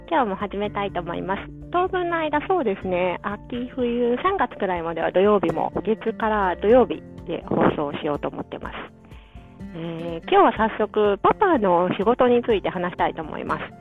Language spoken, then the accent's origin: Japanese; Nishinomiya, Hyogo, Japan; moved away as an adult; also born or lived in Taiwan / Hiroshima / Shizuoka; now in Saitama, Japan; 私は西宮出身、えー、大阪ですね。大阪の近く関西出身なんで